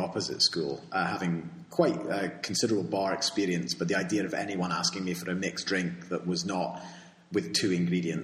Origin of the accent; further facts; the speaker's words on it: United Kingdom; now in Spain; I'm fundamentally British